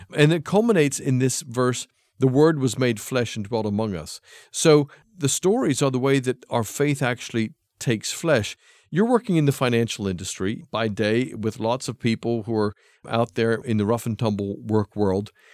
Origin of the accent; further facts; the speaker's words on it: United States; moved away as an adult; also born or lived in England; I come back to my home country of America. I left when I was about twenty-five